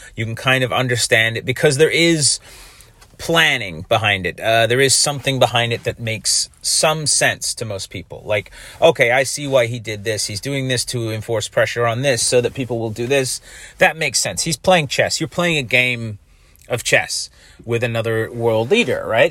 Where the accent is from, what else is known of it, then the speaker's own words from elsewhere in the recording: Canada; I'm a Canadian and, uh, that I'm doing this podcast in Canada